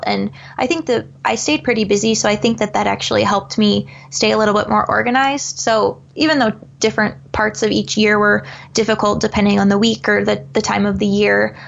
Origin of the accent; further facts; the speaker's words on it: Eastern Iowa, United States; I'm obviously from Eastern Iowa, so a lot of my family's back there.